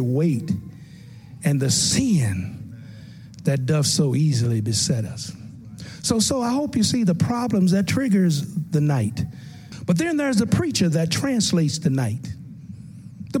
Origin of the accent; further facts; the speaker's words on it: Tennessee, United States; the little church I grew up in Tennessee